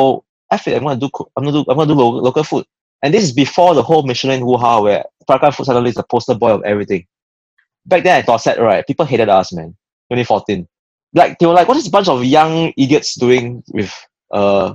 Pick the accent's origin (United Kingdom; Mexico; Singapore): Singapore; as a Singaporean